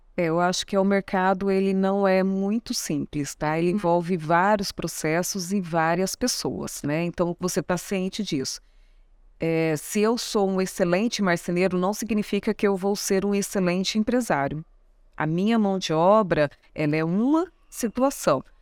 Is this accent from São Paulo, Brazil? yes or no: yes; São Paulo, Brazil; now in Mato Grosso do Sul, Brazil; Sou paulista, moro aqui, eu sou sumatogrossense de coração